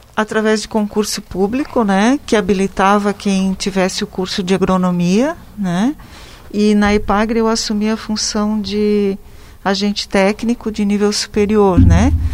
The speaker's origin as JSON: {"language": "Portuguese", "town": "Rio do Oeste", "region": "Santa Catarina", "country": "Brazil", "tie": "born or raised there", "also_born_or_lived": "Lages", "said": "Eu sou natural aqui do Vale do Itajaí, do município de Rio do Oeste"}